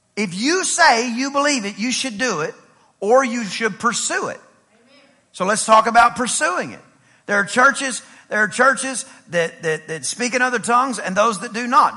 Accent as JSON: {"language": "English", "region": "East Texas", "country": "United States", "said": "I'm from East Texas"}